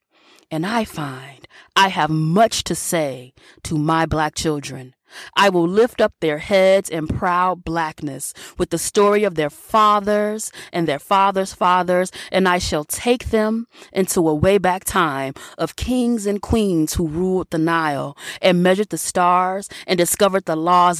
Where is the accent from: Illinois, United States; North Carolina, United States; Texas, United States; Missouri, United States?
Illinois, United States; Chicago; born there; I was born on the South Side of Chicago in a context steeped with Black history